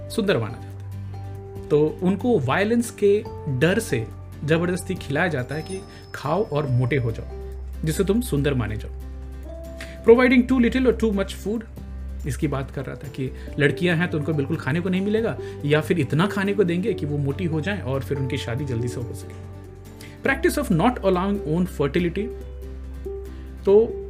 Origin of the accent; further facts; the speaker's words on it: Bihar, India; मैं बिहार से हूँ